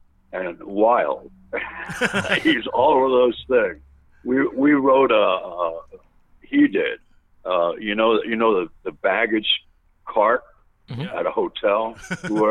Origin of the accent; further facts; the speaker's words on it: New York, United States; moved away; I'm from New York